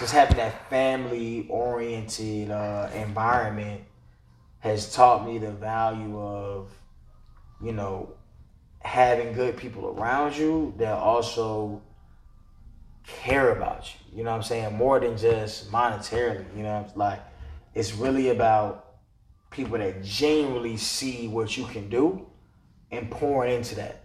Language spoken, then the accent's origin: English; Atlanta, Georgia, United States; also born or lived in Stone Mountain; born and raised in Atlanta, Northside Hospital.